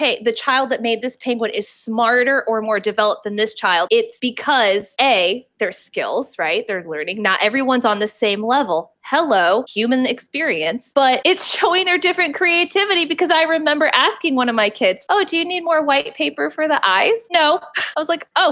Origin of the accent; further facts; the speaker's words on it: the South, United States; I'm from the South.